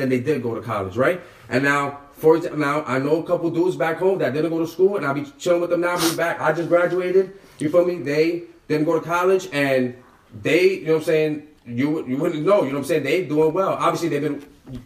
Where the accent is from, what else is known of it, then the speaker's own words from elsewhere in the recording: New York City, New York, United States; I'm from Harlem. Like, I'm from, I'm from the hood.